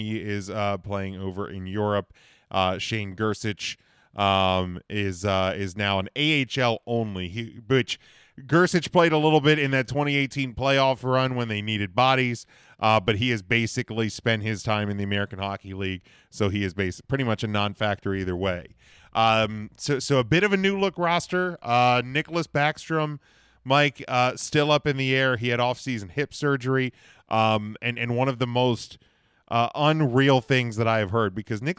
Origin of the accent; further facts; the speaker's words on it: Winnipeg, Manitoba, Canada; I'm from Winnipeg, you idiot.